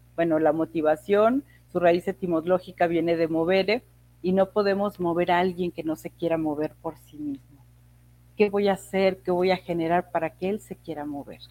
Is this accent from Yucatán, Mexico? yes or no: no; Tlacotalpan, Veracruz, Mexico; now in Mexico City, Mexico; Yo soy de Tlacotalpa, Veracruz, y ahí en mi pueblo lo que había era una, normal